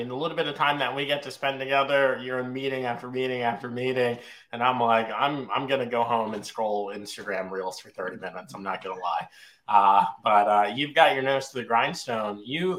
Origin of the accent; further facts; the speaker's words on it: Virginia, United States; also born or lived in Long Island, New York; I'm technically a New Yorker. Don't hold that against me. I was born in Long Island, but I was raised in Virginia elementary school all the way through college.